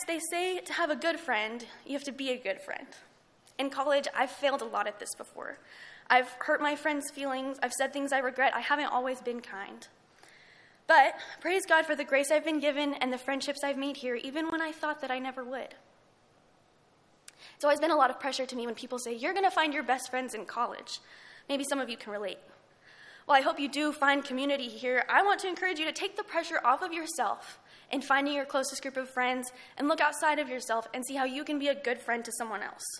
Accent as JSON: {"language": "English", "town": "Lubbock", "region": "Texas", "country": "United States", "said": "I'm from Lubbock"}